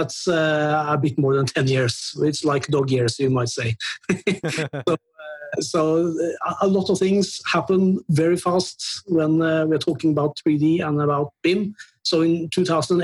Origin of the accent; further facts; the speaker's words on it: Norway; I'm from Norway and I'm 47 years old